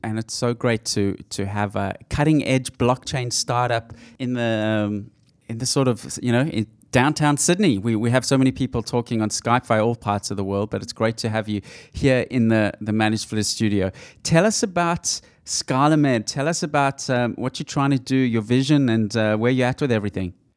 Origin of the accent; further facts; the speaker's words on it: South Africa; moved away; I grew up in South Africa